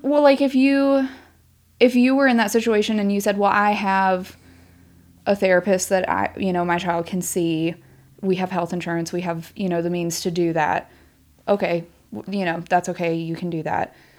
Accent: Shenandoah Valley, Virginia, United States; moved away; I am from Virginia

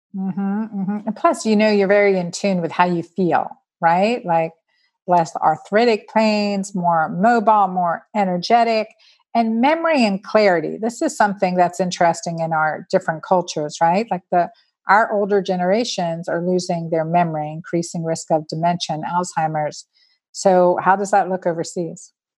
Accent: United States; We're American

